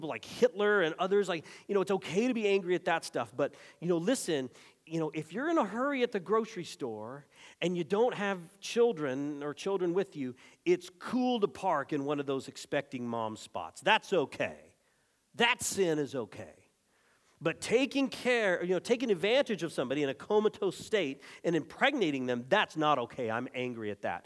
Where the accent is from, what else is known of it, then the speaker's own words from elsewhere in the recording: Arizona, United States; my home state of Arizona